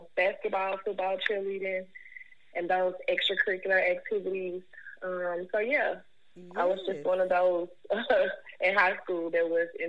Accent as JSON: {"language": "English", "town": "Memphis", "region": "Tennessee", "country": "United States", "tie": "born or raised there", "said": "And I've grown up a little bit of everywhere. But right now I'm in Cordova. I graduated from Cordova High School."}